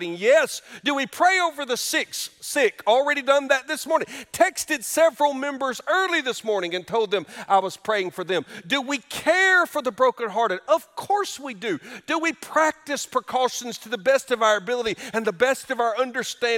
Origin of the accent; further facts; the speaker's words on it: Alabama, United States; moved away; my home state of Alabama